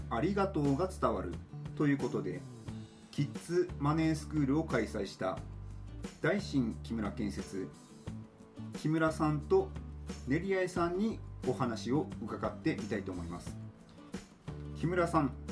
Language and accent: Japanese; Tomakomai, Hokkaido, Japan; 生まれも育ちも、えー、苫小牧出身です